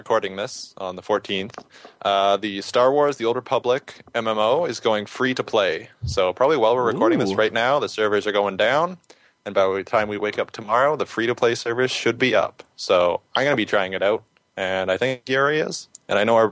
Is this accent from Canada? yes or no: yes; Canada